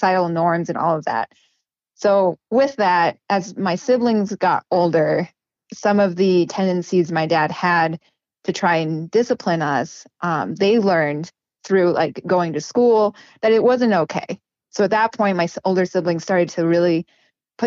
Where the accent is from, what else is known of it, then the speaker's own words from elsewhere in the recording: New River, Arizona, United States; we grew up in New River, if you know where that is, but it's kind of in the middle of nowhere